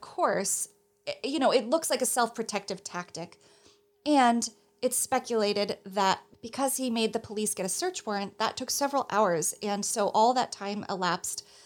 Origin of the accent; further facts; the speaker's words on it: New Jersey, United States; moved away as an adult; now in New York City, United States; I'm from New Jersey and have lived my adult life in New York City